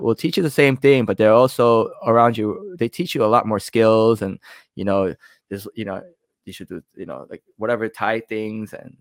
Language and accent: English; New York, United States; I'm from New York